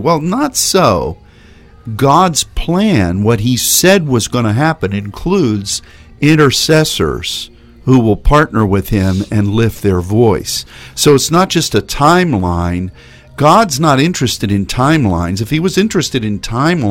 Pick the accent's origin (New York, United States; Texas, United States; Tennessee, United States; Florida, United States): Texas, United States; as a Texan